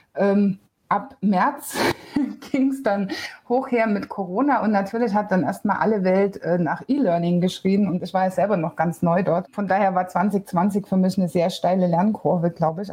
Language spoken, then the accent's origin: German; Bavaria, Germany; bei uns in Bayern